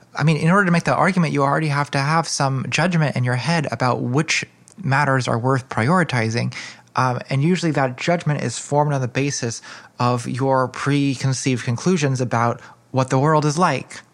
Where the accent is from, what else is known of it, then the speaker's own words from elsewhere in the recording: United States; as a American feminist